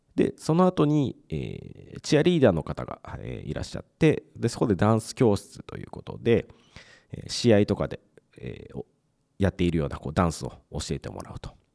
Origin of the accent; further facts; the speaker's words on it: Mie, Japan; 僕はあの地元が三重県ですぐ近くにこうプロ野球のチームっていうのがあまりなかったので